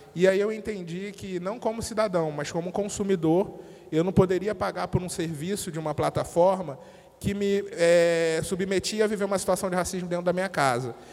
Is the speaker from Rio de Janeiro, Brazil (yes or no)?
yes; Rio de Janeiro, Brazil; Eu venho de uma periferia do Rio de Janeiro, né, de uma família que é grande